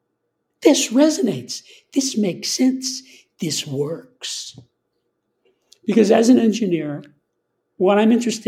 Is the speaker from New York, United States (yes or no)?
yes; New York, United States; I'm from New York